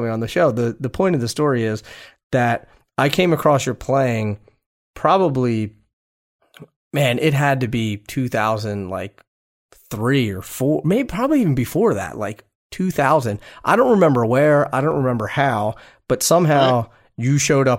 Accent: Pennsylvania, United States; you and I are both from Pennsylvania.

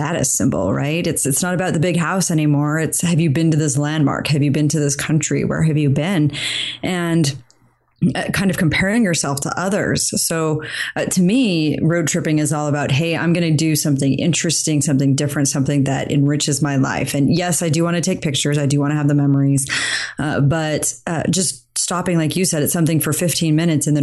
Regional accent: Idaho, United States; I grew up in Idaho

